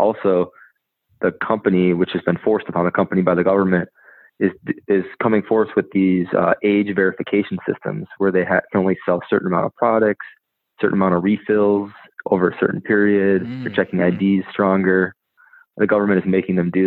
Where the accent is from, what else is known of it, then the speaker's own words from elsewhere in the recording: Wisconsin, United States; I'm from Wisconsin